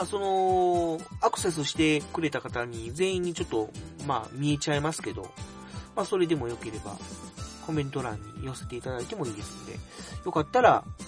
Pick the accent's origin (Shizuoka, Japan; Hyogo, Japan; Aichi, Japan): Hyogo, Japan; Kobe; moved away as an adult; now in Tokai, Japan; 出身側の神戸の方なんですよね